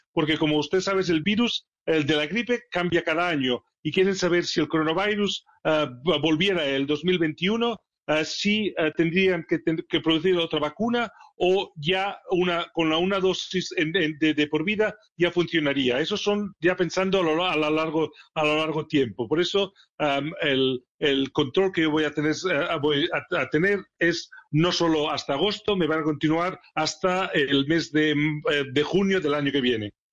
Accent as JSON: {"language": "Spanish", "town": "Barcelona", "region": "Catalonia", "country": "Spain", "tie": "born or raised there", "moved": "as an adult", "lives_now": "Sheffield, United Kingdom", "said": "Barcelona, es mi ciudad natal"}